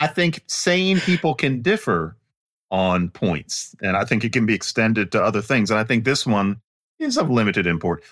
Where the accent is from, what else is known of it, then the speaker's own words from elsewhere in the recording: Philadelphia, Pennsylvania, United States; I grew up in Philadelphia